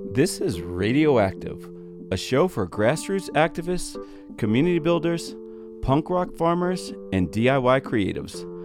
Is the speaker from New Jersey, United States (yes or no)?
yes; New Jersey, United States; now in Utah, United States; I'm from Jersey